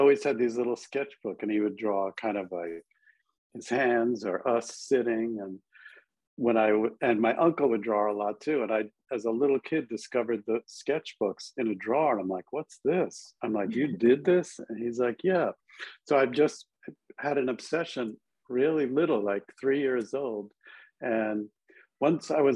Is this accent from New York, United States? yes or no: yes; Long Island, New York, United States; moved away as an adult; also born or lived in Buffalo, New York / Manhattan, New York; I grew up on Long Island